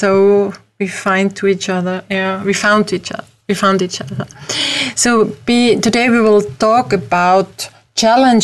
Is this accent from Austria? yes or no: yes; Austria; English is a second language; I'm from Europe, from Austria, as you can hear from my accent.